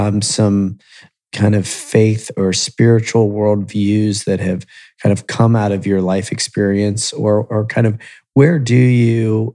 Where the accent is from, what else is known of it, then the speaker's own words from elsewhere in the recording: Columbus, Ohio, United States; also born or lived in Miami, Florida, United States; I've lived in Columbus most of my life.